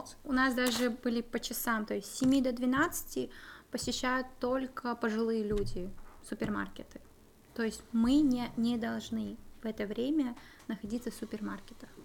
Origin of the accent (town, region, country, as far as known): Kazakhstan; now in Czech Republic